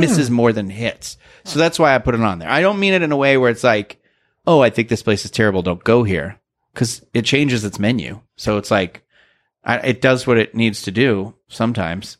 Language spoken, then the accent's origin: English; New England, United States; I'm from New England